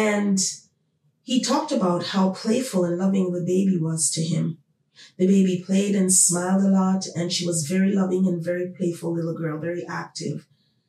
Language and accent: English; Jamaica; now in Toronto, Canada; my home country, Jamaica